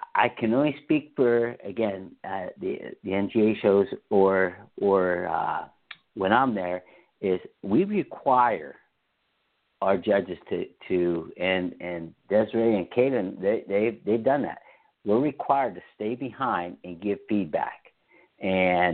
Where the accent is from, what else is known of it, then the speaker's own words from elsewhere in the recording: Pennsylvania, United States; I'm from Pennsylvania.